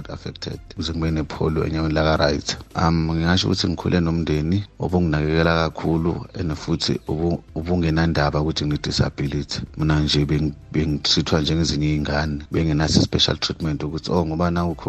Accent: KwaZulu-Natal, South Africa; now in Pretoria, South Africa; okuhlala ngihlala ePretoria but originally ngiphuma eKZN.

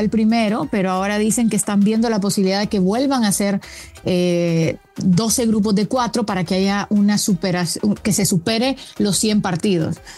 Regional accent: Honduras; como una hondureña

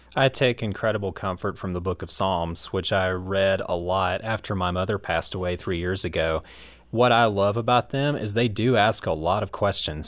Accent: United States; my American biased mind

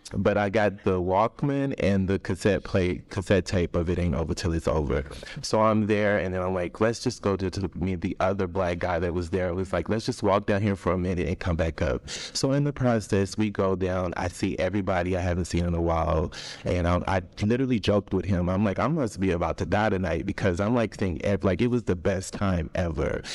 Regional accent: Austin, Texas, United States; I'm originally from Austin, Texas

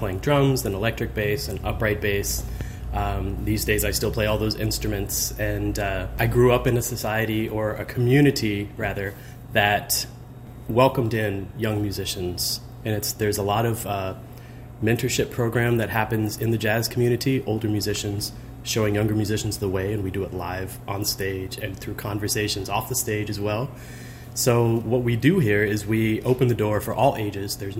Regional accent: Fort Worth, Texas, United States; now in St. Louis, United States; I grew up in Fort Worth, Texas

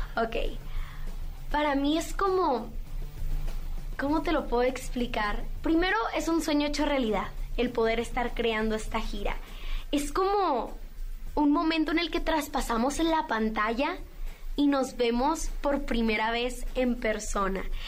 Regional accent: Mazatlán, Sinaloa, Mexico; yo fui reina infantil del carnaval de Mazatlán porque yo soy de Mazatlán

